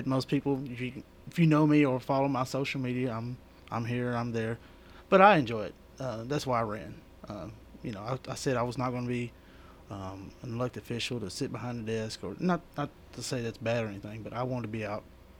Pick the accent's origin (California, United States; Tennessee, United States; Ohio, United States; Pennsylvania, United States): Tennessee, United States; Lebanon; now in Murfreesboro, United States; But no, I'm from Lebanon, Wilson County, born and raised.